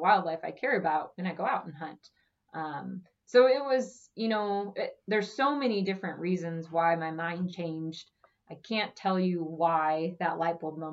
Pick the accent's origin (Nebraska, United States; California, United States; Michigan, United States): Nebraska, United States; Omaha; I grew up in Omaha and I've lived in Omaha my whole life